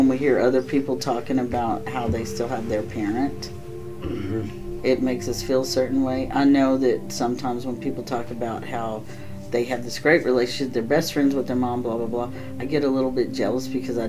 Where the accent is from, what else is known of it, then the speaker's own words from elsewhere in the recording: the South, United States; now in Midwest, United States; just because I'm from the South, we, our whole lives, were taught if you had servants or you knew about having slaves or whatever, you didn't talk about it openly.